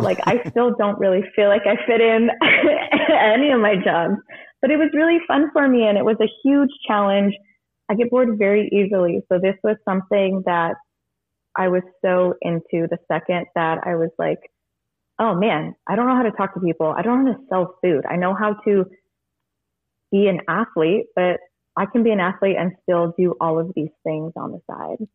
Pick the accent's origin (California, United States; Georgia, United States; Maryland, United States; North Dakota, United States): California, United States; Monterey; now in Sonoma County, United States; I am originally from Monterey, California, and I live in Sonoma County and work in Napa